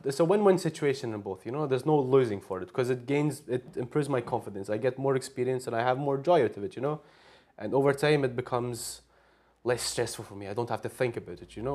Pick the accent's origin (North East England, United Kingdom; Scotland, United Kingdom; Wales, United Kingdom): Scotland, United Kingdom; Glasgow; moved away as an adult; now in Istanbul, Turkey; I was just born and raised in Glasgow all my life